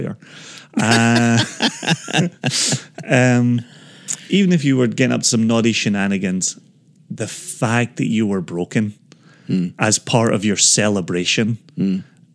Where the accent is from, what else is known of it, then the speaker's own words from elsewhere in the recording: Scotland, United Kingdom; growing up in Scotland